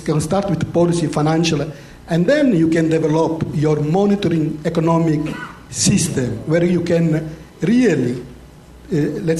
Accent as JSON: {"language": "English", "country": "Italy", "moved": "yes", "lives_now": "United Kingdom", "said": "I'm from Italy, based here in the UK"}